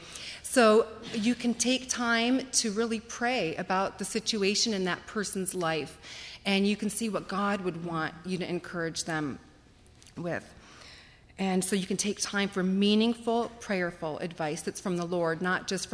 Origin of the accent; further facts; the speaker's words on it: Akron, Ohio, United States; growing up in the Akron area